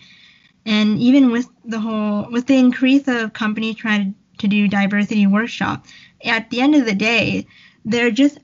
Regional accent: Canada; we're Canadian, in case anyone forgot. We're from Canada

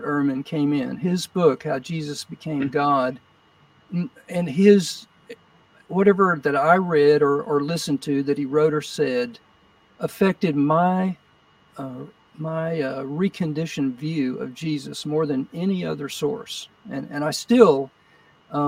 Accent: Odessa, Texas, United States; also born or lived in Austin, Texas / Houston, Texas / Arizona / New York; Odessa, probably my hometown, had probably 70,000 people at the time

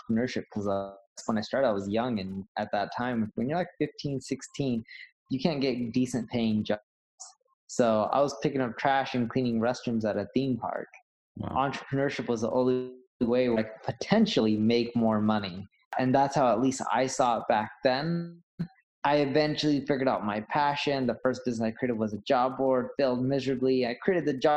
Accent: Orange County, California, United States; also born or lived in London; So when we were a little kid, my parents decided to move off all to, you know, Orange County, California. And that's where I ended up growing up.

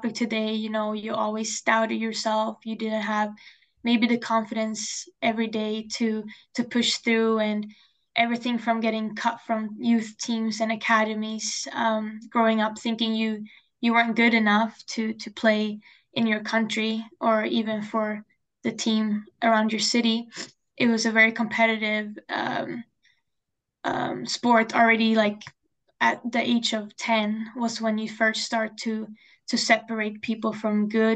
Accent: Sweden; moved away as an adult; now in Alberta, Canada; I grew up playing soccer in Sweden. So that's where I'm from.

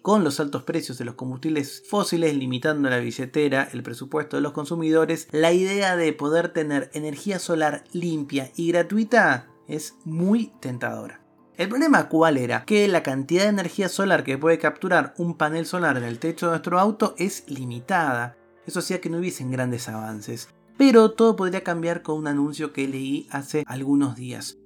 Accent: Argentina; En mi país, en la Argentina

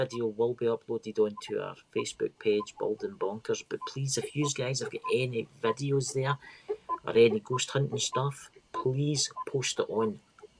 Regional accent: Scotland, United Kingdom; I'm that Scottish guy

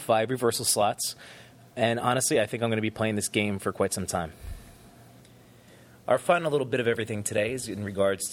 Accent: New Jersey, United States; I was born and raised in New Jersey

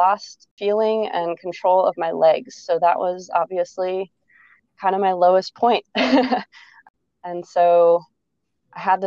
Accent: outside of Chicago, Illinois, United States; also born or lived in Ohio State University, Ohio; I grew up outside of Chicago.

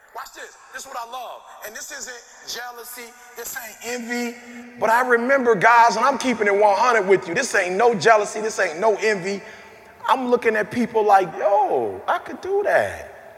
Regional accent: Detroit, Michigan, United States; I'm from Detroit. I drive a Cadillac.

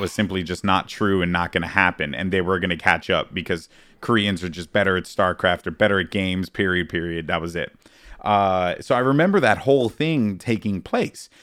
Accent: New York City, New York, United States; moved away as an adult; now in Brooklyn, United States; I'm from the Bronx

